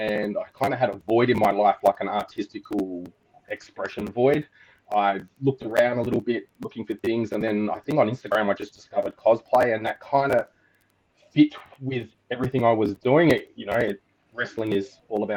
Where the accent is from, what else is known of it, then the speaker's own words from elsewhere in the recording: Australia; I'm from Australia, as you might be able to tell.